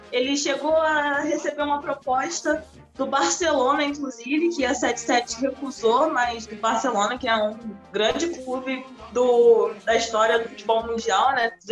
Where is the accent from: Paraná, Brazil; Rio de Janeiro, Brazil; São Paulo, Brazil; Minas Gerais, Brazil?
Rio de Janeiro, Brazil; eu sou da Ilha do Governador, né?